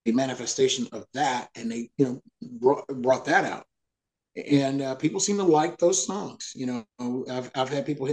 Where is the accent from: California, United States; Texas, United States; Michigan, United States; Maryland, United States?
Texas, United States; Dallas; moved away as an adult; also born or lived in Nashville; now in East Texas, United States; growing up in Dallas